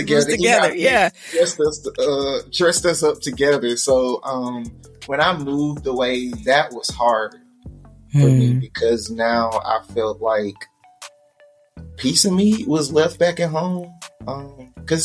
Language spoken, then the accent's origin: English; Birmingham, Alabama, United States; I'm originally from Birmingham, Alabama